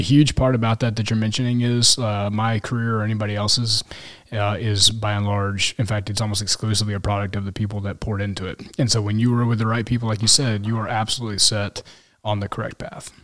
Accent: Kansas City, Missouri, United States; also born or lived in Lubbock, Texas; I grew up, uh, so I grew up in Kansas City

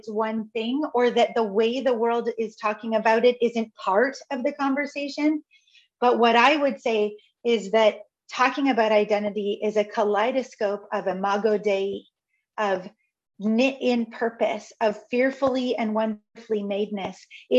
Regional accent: Canada; I am Canadian. I am a Christian. I am a woman. I am white.

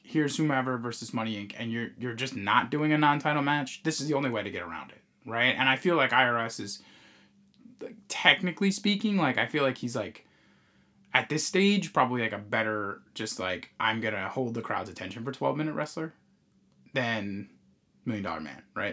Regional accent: New York, United States; we're from New York

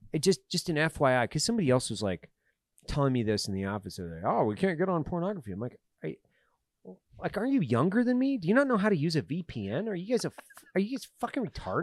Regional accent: Idaho, United States; I'm from Idaho

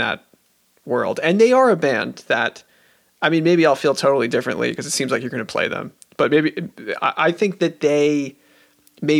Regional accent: Long Island, New York, United States; I grew up on Long Island

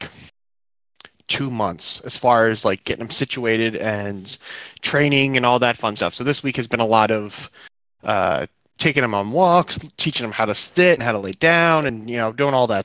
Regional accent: New Jersey, United States; now in Ohio, United States; I grew up on the East Coast in Jersey

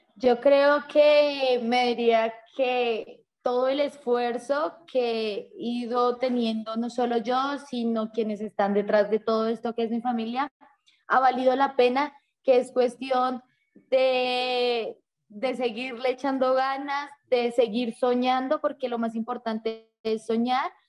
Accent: Bogotá, Colombia; Yo estudié en un colegio que queda frente al río Bogotá

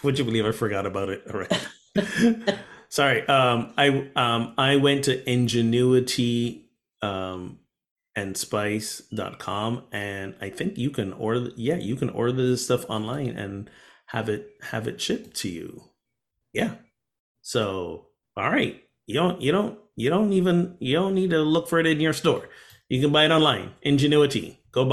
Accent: Barbados; moved away; one of the neighboring islands where I grew up from, Barbados

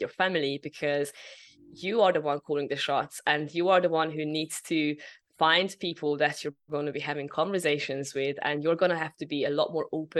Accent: Hungary; moved away; I'm originally from Hungary.

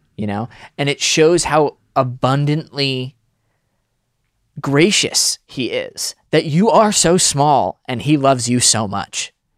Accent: Connecticut, United States; I grew up in Connecticut

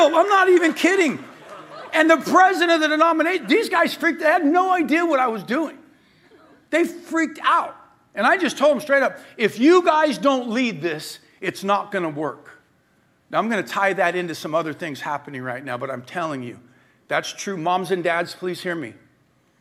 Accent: La Verne, California, United States; I grew up in Laverne

